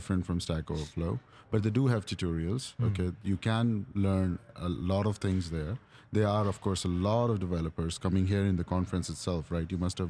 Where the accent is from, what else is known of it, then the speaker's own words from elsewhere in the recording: New Delhi, Delhi, India; now in China; So I'm originally from New Delhi, India. I worked in Chandigarh, which is in the northern part of the country.